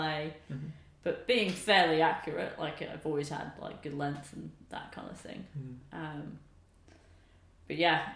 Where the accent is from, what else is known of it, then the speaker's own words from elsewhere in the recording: Bedfordshire, East of England, United Kingdom; I was the only junior that he coached growing up in Bedfordshire